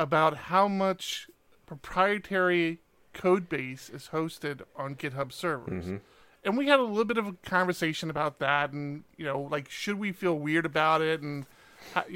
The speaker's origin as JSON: {"language": "English", "region": "Maryland", "country": "United States", "tie": "born or raised there", "also_born_or_lived": "Washington, D.C.", "moved": "yes", "said": "I was born in Washington, D.C. I actually grew up in Maryland, but it's kind of all the same area."}